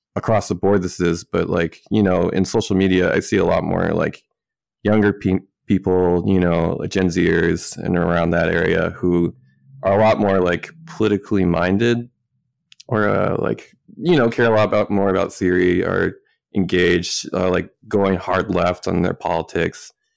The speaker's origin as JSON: {"language": "English", "region": "Minnesota", "country": "United States", "tie": "born or raised there", "also_born_or_lived": "West Coast", "moved": "as an adult", "said": "living on the West Coast for the first time after growing up in Minnesota"}